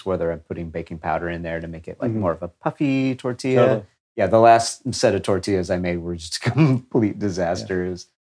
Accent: Texas, United States; I grew up in Texas

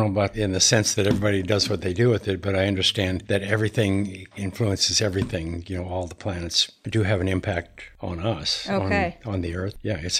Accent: Montana, United States; when I was young, I grew up in Montana.

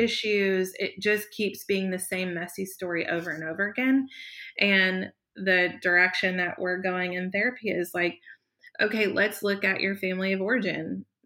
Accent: the South, United States; growing up in the South, you were meant to wear a dress to church on Sundays

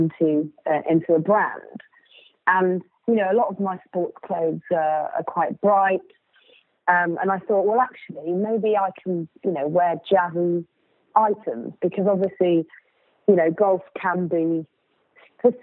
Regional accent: South West England, United Kingdom; I grew up in Southwest England

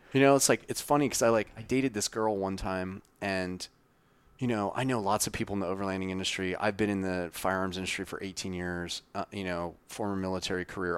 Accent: Wyoming, United States; grew up in Wyoming

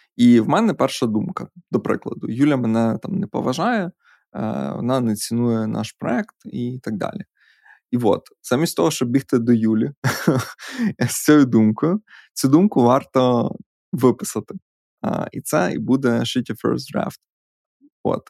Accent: Podillia, Ukraine; Ми ж подоляни.

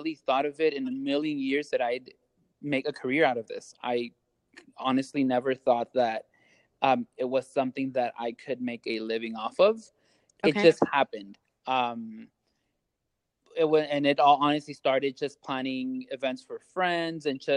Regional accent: Los Angeles, California, United States; now in Las Vegas, United States; I'm originally from California.

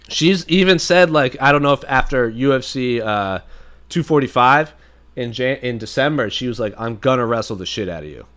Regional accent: New England, United States; I was born in New England.

